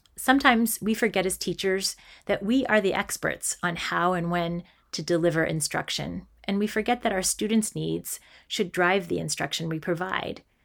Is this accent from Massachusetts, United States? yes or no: yes; Massachusetts, United States; I'm an elementary school teacher who grew up in a small town in Massachusetts